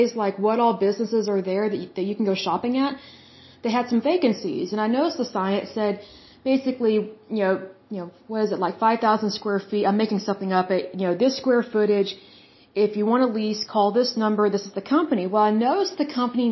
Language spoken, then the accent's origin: English; Oklahoma, United States; my hometown, Oklahoma